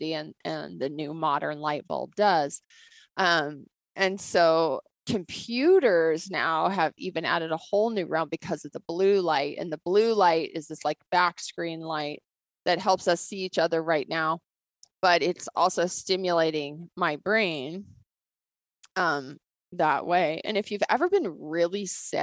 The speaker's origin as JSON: {"language": "English", "town": "Bozeman", "region": "Montana", "country": "United States", "tie": "born or raised there", "said": "I grew up here in Bozeman."}